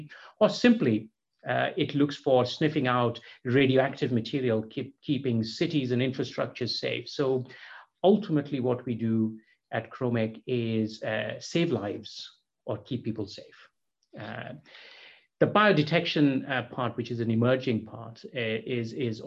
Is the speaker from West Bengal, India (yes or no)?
yes; Kolkata, West Bengal, India; moved away; I was born and brought up in Calcutta in India